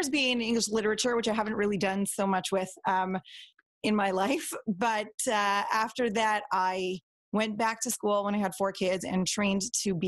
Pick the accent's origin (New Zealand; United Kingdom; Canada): Canada; Toronto, Ontario; I was born and raised in Toronto, into a pretty normal Modern Orthodox kind of family